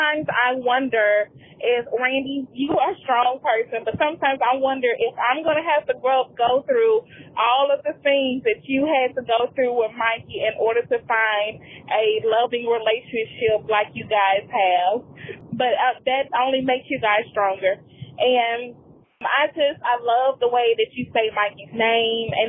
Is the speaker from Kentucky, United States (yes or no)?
no; Mississippi, United States; moved away as an adult; now in Texas, United States; I was born and raised in Mississippi, moved to Texas